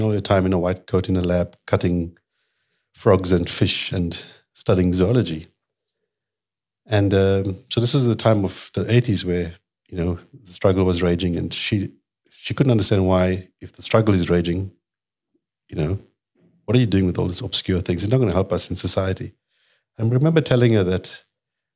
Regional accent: Durban, KwaZulu-Natal, South Africa; I grew up in Mirbank

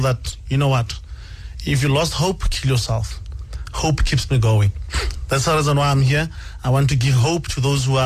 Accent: Madibeng, North West, South Africa; also born or lived in Alexandra, Johannesburg, Gauteng; I was born in Alexandra, but I was raised in Northwest. And that's why I call my hometown Nefo, Northwest Madibeng.

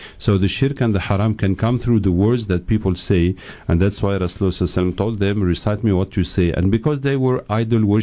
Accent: Tunisia; moved away as an adult; also born or lived in England / France; I grew up in Tunisia and England.

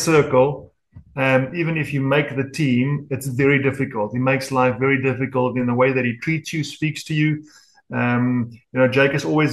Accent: Durban, KwaZulu-Natal, South Africa; also born or lived in Italy; here in Durban, in my hometown.

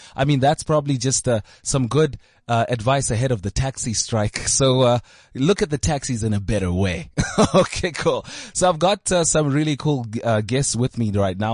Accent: South Africa; I used to watch people like this growing up on Simunye, SABC one

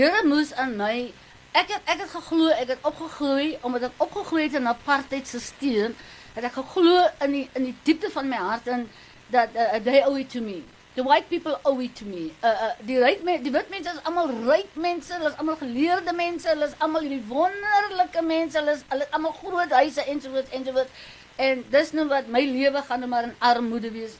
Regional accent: Namibia; now in South Africa; i am from Namibia

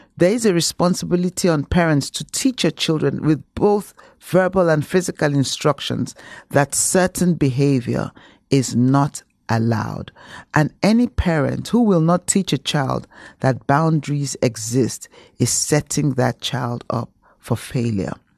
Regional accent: Nigeria; moved away; being a Nigerian

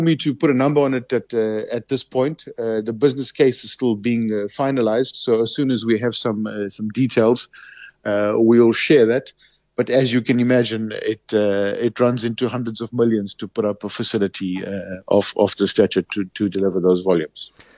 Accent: South Africa; as a South African

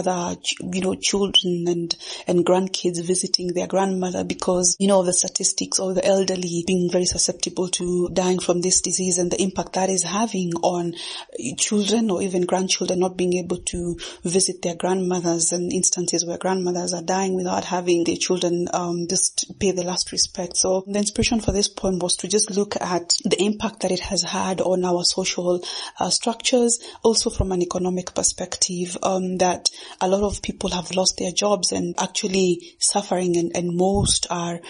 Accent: Kenya; first language Kikuyu; English is a second language; I am a Kenyan born and based poet

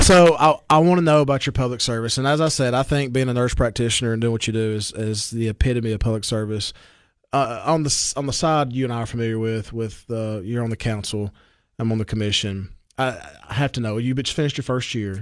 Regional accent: Baxter, Tennessee, United States; accent: Southern drawl; also born or lived in Nashville; I'm from Baxter

